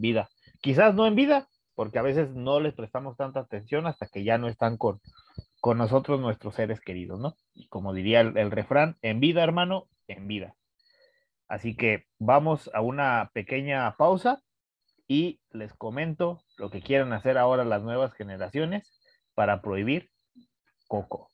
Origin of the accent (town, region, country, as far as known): Mexico